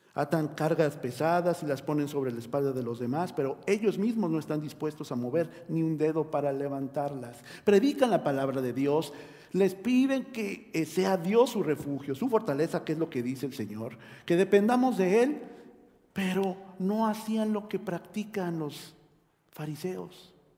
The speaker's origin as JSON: {"language": "Spanish", "country": "Mexico"}